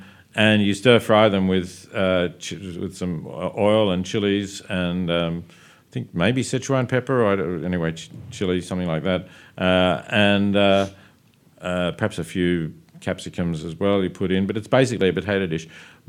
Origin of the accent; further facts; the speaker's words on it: Australia; And because I am Australian, I look at the ABC here.